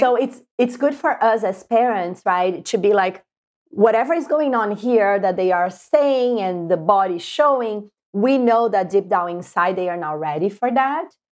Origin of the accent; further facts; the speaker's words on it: Brazil; moved away as an adult; now in United States; I'm from Brazil, and I came to the U S in two thousand six.